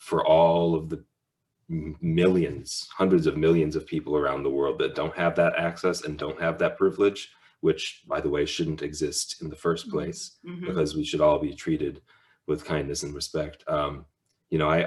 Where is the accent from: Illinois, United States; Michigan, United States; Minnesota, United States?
Minnesota, United States; Minneapolis; growing up in Minneapolis